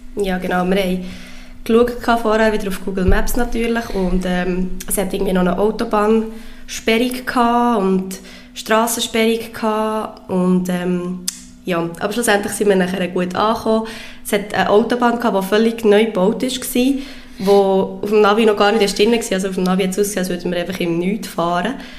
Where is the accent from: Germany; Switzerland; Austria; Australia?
Switzerland; wir haben natürlich als Schweizer